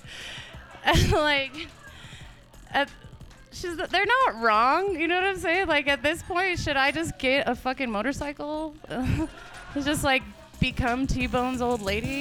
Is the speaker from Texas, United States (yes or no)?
no; Ignacio, Colorado, United States; also born or lived in Montrose, Colorado; I grew up and went to s, to school in Ignacio